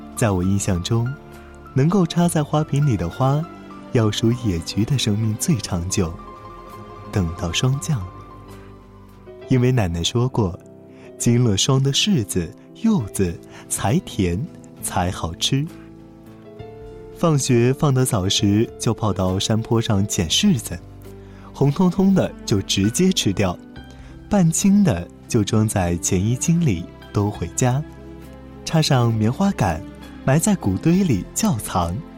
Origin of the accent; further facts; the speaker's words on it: southern China, China; 我出生在南方，也是在南方长大